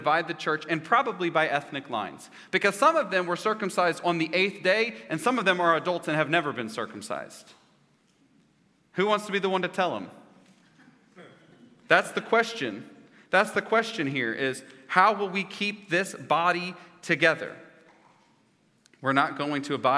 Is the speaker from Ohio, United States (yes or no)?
no; Edmond, Oklahoma, United States; I grew up in Edmond Public School District